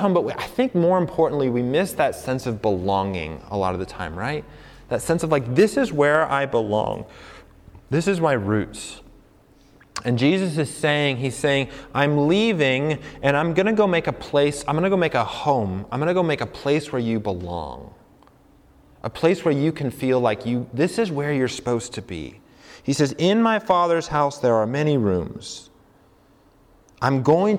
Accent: Colorado, United States; moved away as an adult; also born or lived in New York / St. Louis; now in New Mexico, United States; I grew up in Colorado

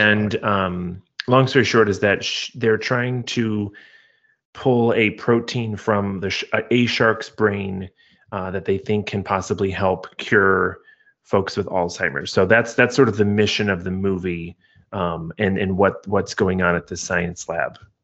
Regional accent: Midwest, United States; growing up in the Midwest

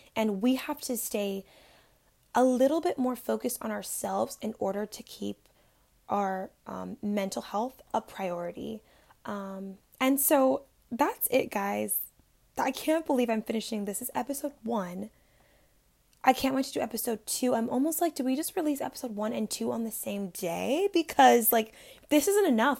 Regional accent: Florida, United States; I was born and raised in Florida

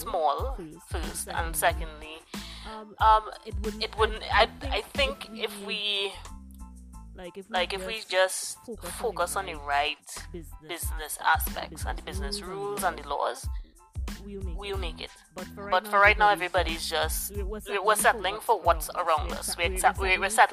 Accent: Trinidad & Tobago; also born or lived in Azerbaijan; I was born and raised in Trinidad

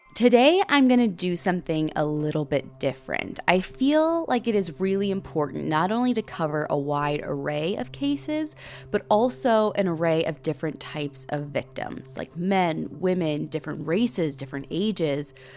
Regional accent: Middle America, Midwest, United States; we're from Middle America

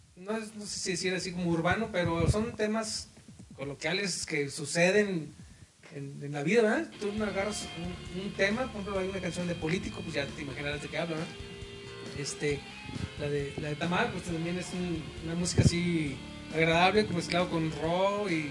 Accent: Tampico, Tamaulipas, Mexico; moved away as an adult; now in Reynosa, Mexico; nosotros crecimos en Tampico, en su haz de cuenta apenas tenemos 12, 13 años en Reynosa

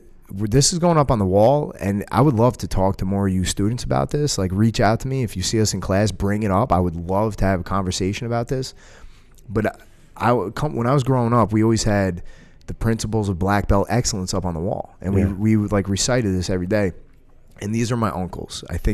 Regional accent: United States; You know, I'm an American, but I will say this: it's the same thing that we do here.

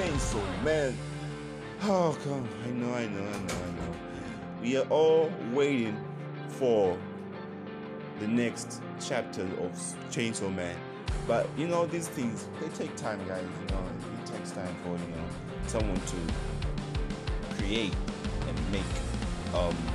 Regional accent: Lusaka, Lusaka Province, Zambia; I came all the way from Lusaka, Zambia.

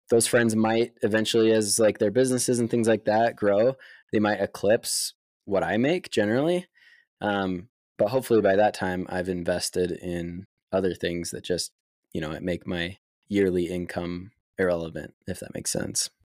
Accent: Lehi, Utah, United States; I grew up in Lehigh, Utah

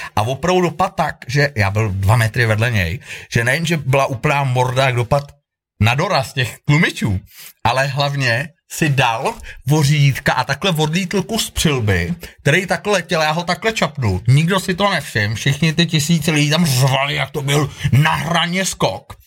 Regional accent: Prague, Czechia; moved away as an adult; also born or lived in Thailand / Peru / England / Sweden; now in Kokořínsko, Czech Republic; já jsem sice rodilý Pražák

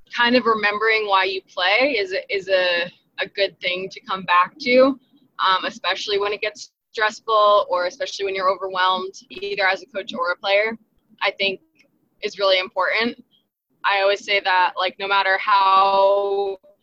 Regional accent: New Jersey, United States; moved away as an adult; now in North Carolina, United States; I'm from Jersey

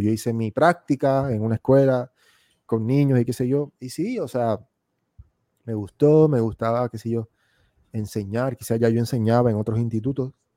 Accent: Puerto Rico; moved away as an adult; also born or lived in United States / Argentina; yo en Puerto Rico, hasta los 21 años, que fue que yo me fui de Puerto Rico

